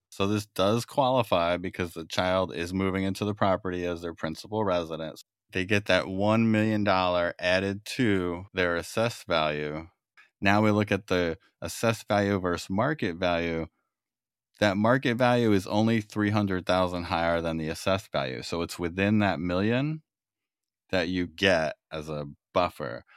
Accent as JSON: {"language": "English", "region": "New York", "country": "United States", "moved": "yes", "lives_now": "California, United States", "said": "I'm from New York originally"}